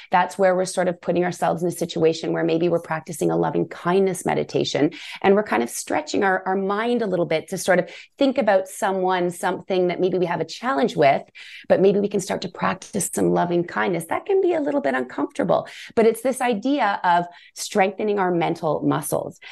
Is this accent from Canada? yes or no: yes; Canada; we're Canadian